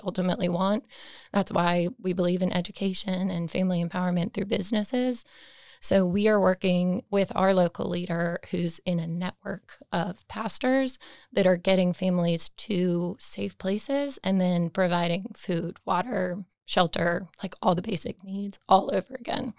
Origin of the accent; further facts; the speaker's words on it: Raleigh, North Carolina, United States; I am from Raleigh, born and raised. I've been here my whole life.